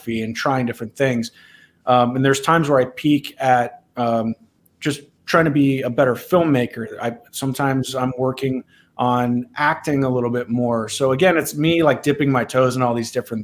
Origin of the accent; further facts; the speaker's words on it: Ohio, United States; moved away as an adult; also born or lived in Los Angeles, California; decided to make a move back to my home state. So I currently live in Columbus, Ohio.